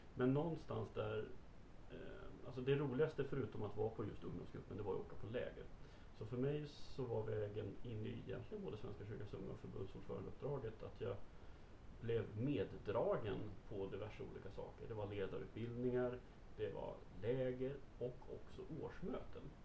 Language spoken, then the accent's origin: Swedish; Stockholm, Stockholm County, Sweden; jag var stockholmare